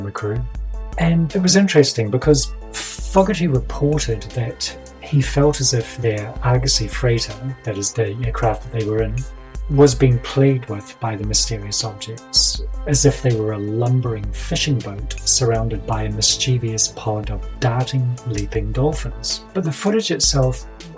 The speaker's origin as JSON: {"language": "English", "area": "Kaikoura region", "region": "Canterbury", "country": "New Zealand", "tie": "born or raised there", "said": "not only did I grow up in the region that was famous for the Kaikoura UFOs, but my hometown and surrounds"}